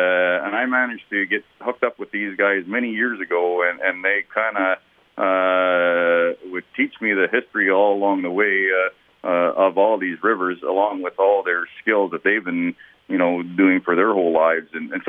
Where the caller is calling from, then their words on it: Fort Smith, Northwest Territories, Canada; Well, this is day 70, and I'm in Fort Smith.